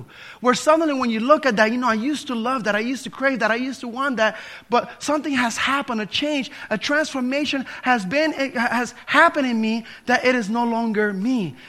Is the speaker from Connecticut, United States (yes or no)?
no; New Jersey, United States; In this church that I grew up in New Jersey, they were all caught up on how you behave or didn't behave.